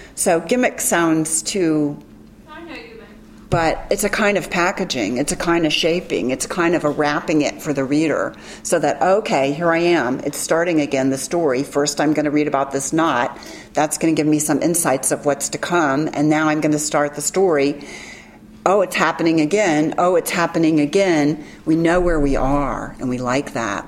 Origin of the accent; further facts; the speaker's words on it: Memphis, Tennessee, United States; I am from Memphis